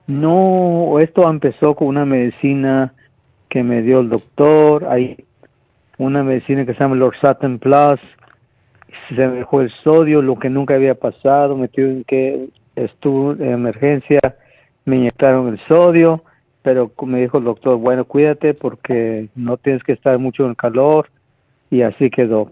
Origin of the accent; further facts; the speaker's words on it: Guatemala; moved away; Yo, yo nací en Guatemala, donde, en el campo, que no existía nada